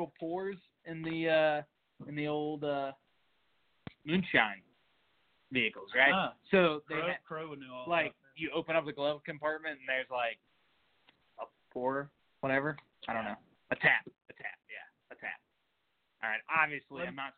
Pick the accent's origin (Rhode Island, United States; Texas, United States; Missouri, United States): Missouri, United States; I grew up in Missouri with great barbecue